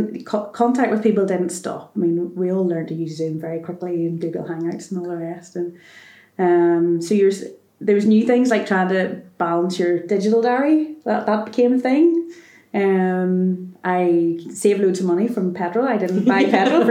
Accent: Bangor, Northern Ireland, United Kingdom; I'm from Bangor

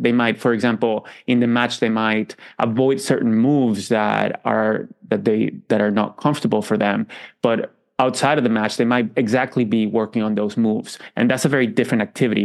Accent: Venezuela; moved away; I grew up in Venezuela

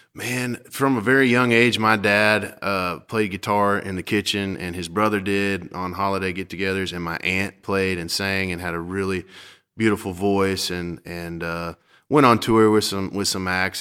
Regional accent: Perdido Key, Florida, United States; now in Nashville, United States; I grew up in Perdido Key, Florida

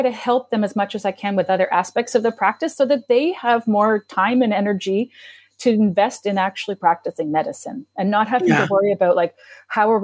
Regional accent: East Coast of Canada, Canada; moved away; When I grew up on the East Coast of Canada, and they had built a veterinary school in my city

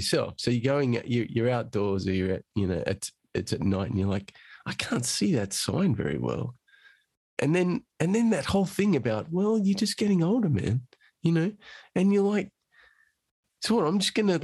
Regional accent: Australia; now in London, United Kingdom; I'm Australian originally

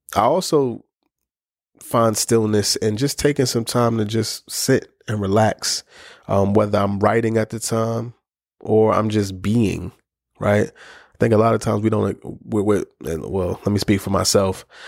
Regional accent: New York City, New York, United States; I'm a kid from the Bronx

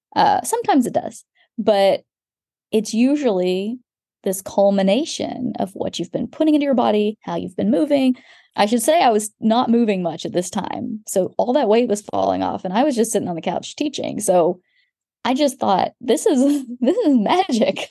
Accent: Texas, United States; moved away; also born or lived in London; I'm from Texas

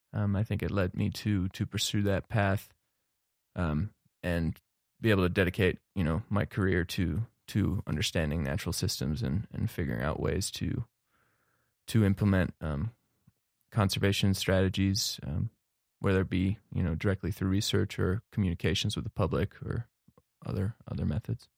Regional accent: Cincinnati, Ohio, United States; moved away as an adult; also born or lived in Netherlands / Missoula, Montana; now in Bozeman, United States; I was born in the Netherlands, actually, um, and moved to the U S in the year two thousand with my family and, uh, settled in Cincinnati, Ohio, where I pursued to graduate from high school

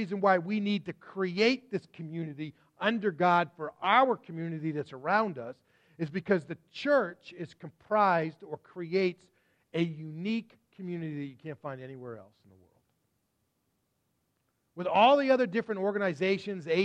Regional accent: Massachusetts, United States; also born or lived in Texas; we grew up in Massachusetts

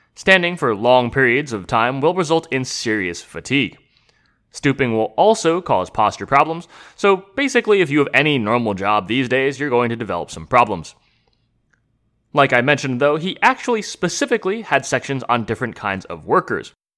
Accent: United States; as an American

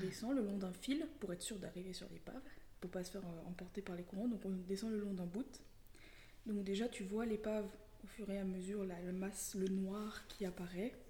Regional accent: Lyon, Auvergne-Rhône-Alpes, France; j'ai grandi euh, essentiellement à Lyon

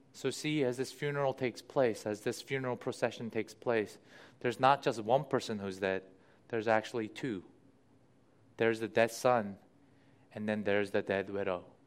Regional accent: United States; living in the US and being an American

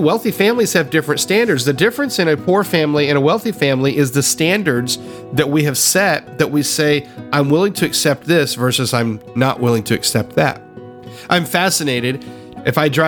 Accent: Tennessee, United States; I grew up in the South. I grew up in Tennessee

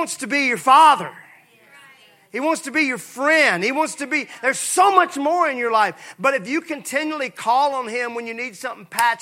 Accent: Mississippi, United States; I'm from Mississippi.

